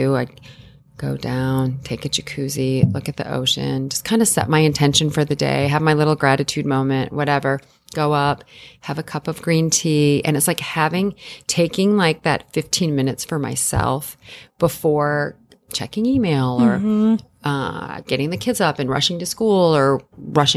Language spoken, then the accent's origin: English; Illinois, United States; moved away as an adult; also born or lived in New York; I grew up in Illinois in a very, yeah. very normal, you know, small town environment.